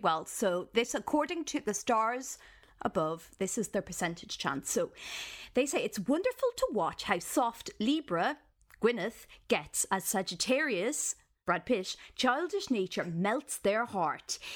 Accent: Ireland; as an Irish person

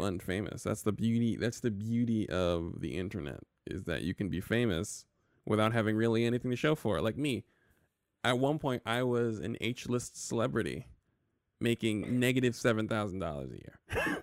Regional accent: New York, United States; I'm from New York

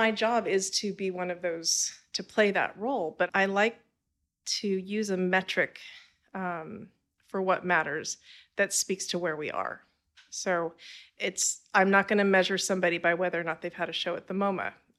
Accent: California, United States; I did not. Okay. I'm from California.

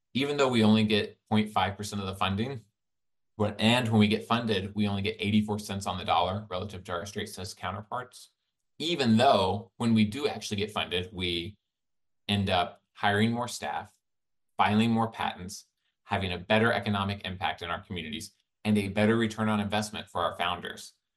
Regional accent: Birmingham, Alabama, United States; I grew up in Birmingham, Alabama

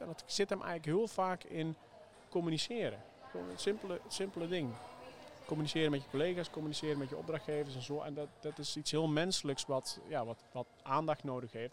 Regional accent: Zeelandic Flanders, Netherlands; zowel Heesam als ik zijn eh, op, opgegroeid in Zeeuws-Vlaanderen

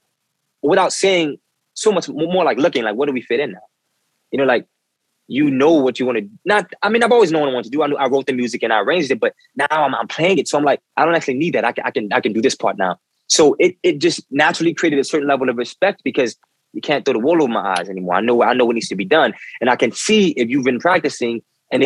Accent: New Orleans, Louisiana, United States; moved away as an adult; now in New York, United States; I've been a musician since I was a boy growing up in New Orleans.

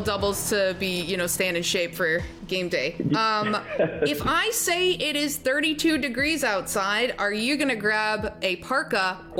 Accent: Canada; I'm Canadian, obviously. We tell everyone we're Canadian.

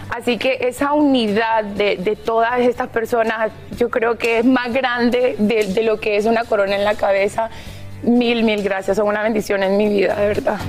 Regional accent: Honduras; mi Honduras

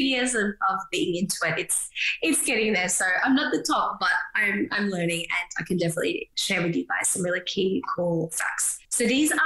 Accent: Australia; as an Aussie

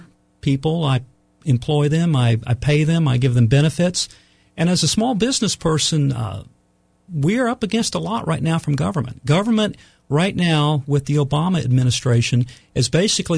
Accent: Oklahoma, United States; moved away as an adult; also born or lived in Maryland; now in North Carolina, United States; I was born and raised in Oklahoma

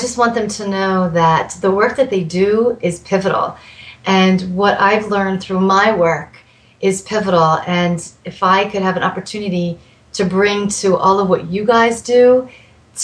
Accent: East Coast, United States; now in Tucson, United States; I grew up on the East Coast

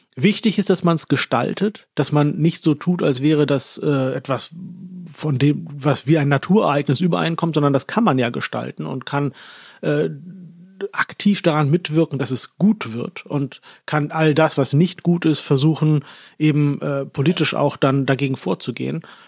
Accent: Lower Saxony, Germany; moved away as an adult; also born or lived in Baden-Württemberg, Germany / Pakistan / Turkey; now in Austria; ich komme aus Norddeutschland, aus einem Dorf namens Holland Schwielenfleet

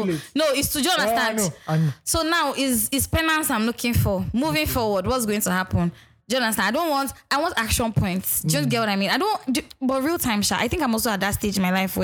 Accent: Nigeria; being Nigerian, religion is a huge part

